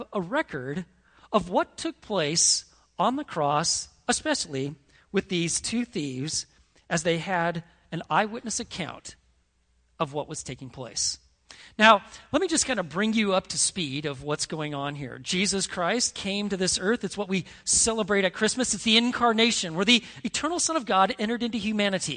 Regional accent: Montana, United States; When I was a kid growing up in Montana

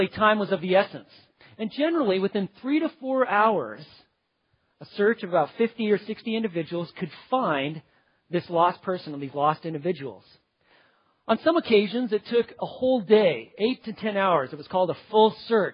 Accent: White Sulphur Springs, Montana, United States; when I was a little boy growing up in Montana in the mountains, little town, White Sulphur Springs

